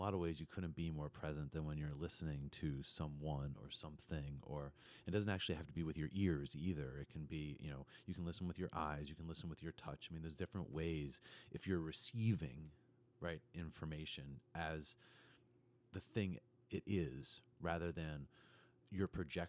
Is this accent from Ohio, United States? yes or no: no; New York City, New York, United States; And when I was young, I grew up in New York City